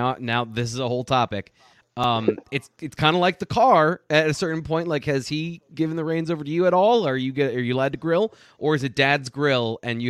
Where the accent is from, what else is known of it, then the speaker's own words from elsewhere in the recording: Pennsylvania, United States; I grew up in Pennsylvania.